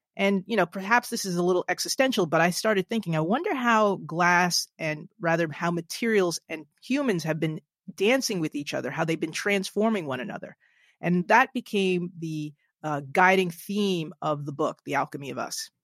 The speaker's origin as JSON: {"language": "English", "region": "New Jersey", "country": "United States", "tie": "born or raised there", "said": "my home state of New Jersey"}